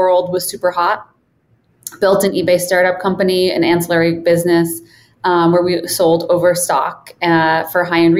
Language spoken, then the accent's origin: English; Minneapolis, Minnesota, United States; moved away as an adult; also born or lived in Boston / Chicago; now in Boulder, United States; Born and raised in Minneapolis, Minnesota, undergrad in Boston, and then spent most of my adult life in Chicago.